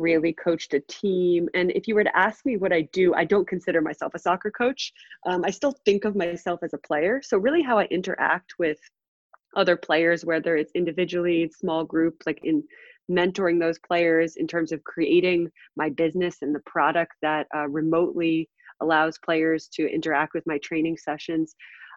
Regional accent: New Jersey, United States; I grew up in New Jersey

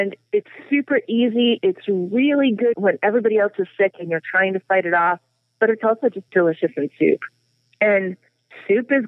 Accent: Texas, United States; I grew up in Texas

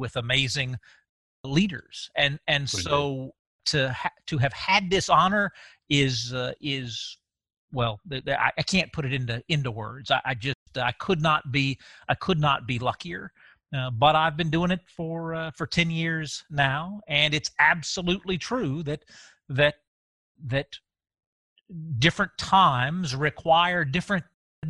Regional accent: Avondale Estates, Georgia, United States; I grew up over in DeKalb County, grew up in Avondale, and went over to Marist for high school. And so it's always been home

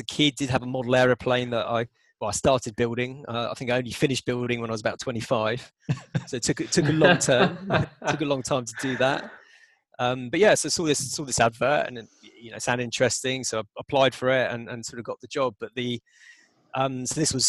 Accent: Southampton, South East England, United Kingdom; I grew up on the South Coast near the New Forest. Went to school in Southampton.

